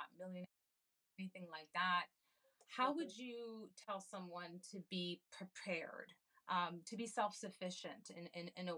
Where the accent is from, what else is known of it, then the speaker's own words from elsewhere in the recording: Canada; now in United States; I also immigrated to this country. I'm from Canada